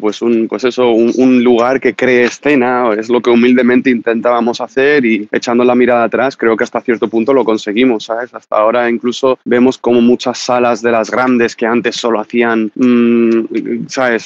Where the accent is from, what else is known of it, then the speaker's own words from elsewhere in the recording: Marbella, Andalusia, Spain; tengo 31 años, soy de Marbella